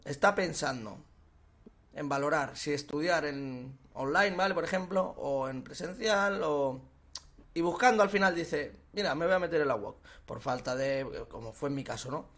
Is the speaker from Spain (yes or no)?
yes; Sabadell, Catalonia, Spain; Yo soy de Sabadell